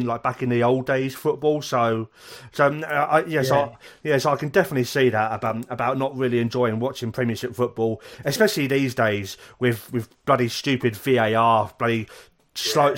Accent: King's Lynn, East of England, United Kingdom; also born or lived in South Wales (near Merthyr Tydfil); now in Wales, United Kingdom; I grew up in Norfolk in King's Lynn

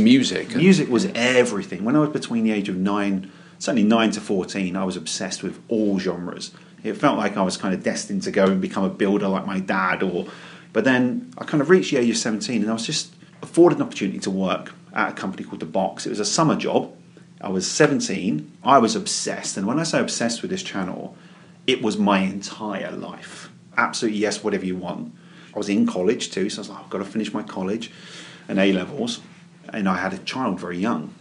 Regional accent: London, United Kingdom; moved away as an adult; also born or lived in Crystal Palace / West Croydon / Woodhatch, Reigate; now in Reigate, United Kingdom; I was born and raised in West Norwood

